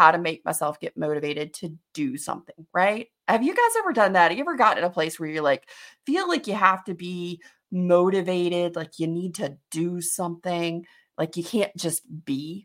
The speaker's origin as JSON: {"language": "English", "region": "Alabama", "country": "United States", "tie": "born or raised there", "said": "I grew up in Alabama as well, but you know, I grew up in a different area. I grew up in like the second largest city in the state."}